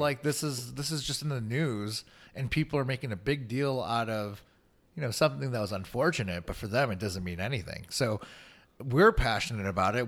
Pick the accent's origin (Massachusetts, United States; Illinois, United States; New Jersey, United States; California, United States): Illinois, United States; Chicago; I was born and raised in Chicago